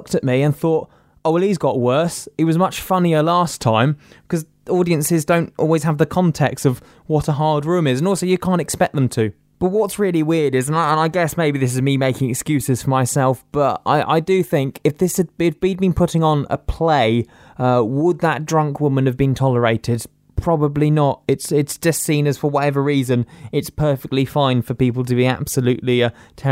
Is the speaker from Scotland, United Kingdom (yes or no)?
no; Reading, South East England, United Kingdom; it was in my hometown.